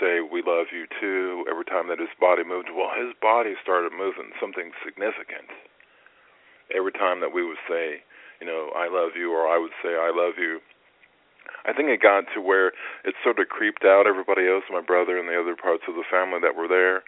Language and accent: English; United States; moved away as an adult; now in Columbus, United States; the hospital in St. Louis, which is about 2 hours from my hometown